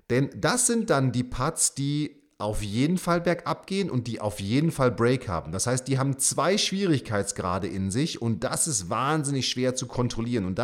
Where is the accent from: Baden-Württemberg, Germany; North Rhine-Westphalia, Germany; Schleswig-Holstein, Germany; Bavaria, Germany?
Baden-Württemberg, Germany; St. Leon-Rot; in meiner alten Heimat äh, St. Leon Roth in Heidelberg